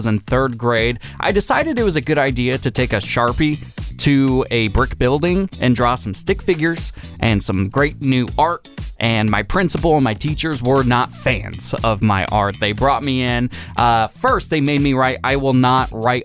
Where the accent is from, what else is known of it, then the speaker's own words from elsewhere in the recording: Washington, United States; now in Santa Rosa, United States; my home state of Washington